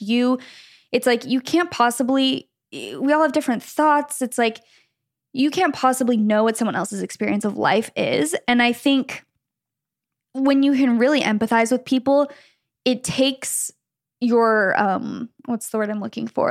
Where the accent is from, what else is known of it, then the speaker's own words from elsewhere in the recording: Gilbert, Arizona, United States; we grew up in Gilbert, Arizona, kind of, you know, lots of Mormons there